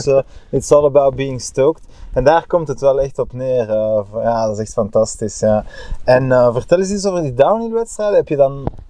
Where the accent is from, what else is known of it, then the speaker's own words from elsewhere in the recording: Bruges, Flanders, Belgium; als Bruggeling